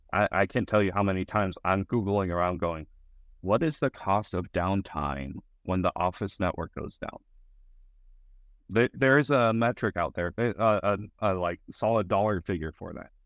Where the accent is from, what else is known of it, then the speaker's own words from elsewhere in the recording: Colorado, United States; now in Texas, United States; I was born in Texas, raised in Colorado, mostly growing up in, in Texas now